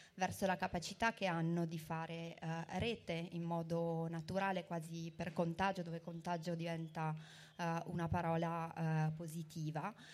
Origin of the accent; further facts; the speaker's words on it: Verona, Veneto, Italy; io sono di Verona